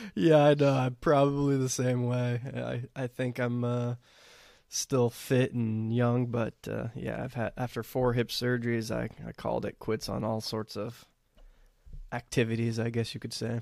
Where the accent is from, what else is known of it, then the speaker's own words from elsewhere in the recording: Texas, United States; I'm growing up in Texas